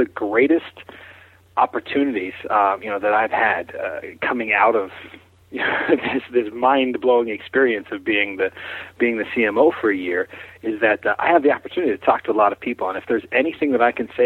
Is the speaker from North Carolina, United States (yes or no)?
no; Pittsburgh, Pennsylvania, United States; here in my hometown around Pittsburgh